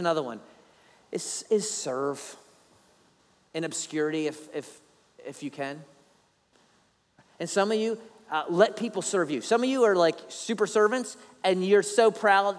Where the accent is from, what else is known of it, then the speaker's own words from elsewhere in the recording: Philadelphia, Pennsylvania, United States; now in Savannah, United States; I'm not even Italian, even though I'm from Philly